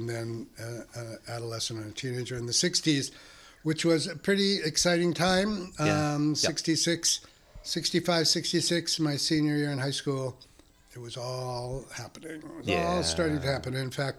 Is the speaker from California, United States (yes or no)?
yes; Pomona, California, United States; also born or lived in Los Angeles / Claremont; now in San Francisco, United States; Los Angeles, but when I was one, we moved to Pomona, which is a suburb. Mm-hmm. I lived there for 12 years, and then I lived in Claremont. My formative years, junior high and high school, were in Claremont.